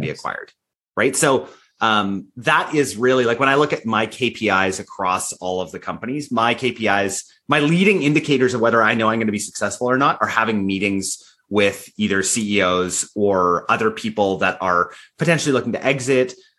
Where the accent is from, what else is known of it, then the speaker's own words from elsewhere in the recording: Canada; I'm Canadian